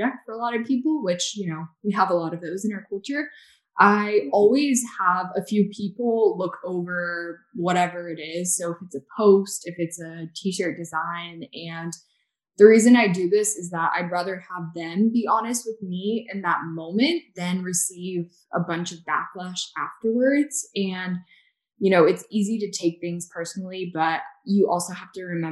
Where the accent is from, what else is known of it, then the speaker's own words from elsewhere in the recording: the South, United States; I grew up in the South